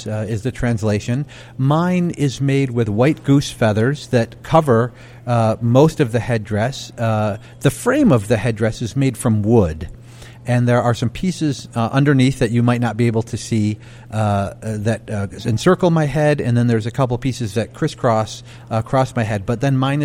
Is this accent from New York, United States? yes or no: yes; Onondaga Nation, New York, United States; a man is from Onondaga, which is the type of Native person that I am